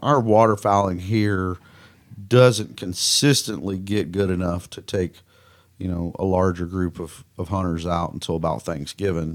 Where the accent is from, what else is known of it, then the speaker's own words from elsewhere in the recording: Mississippi, United States; accent: Southern; moved away as an adult; now in Kansas, United States; I grew up in Mississippi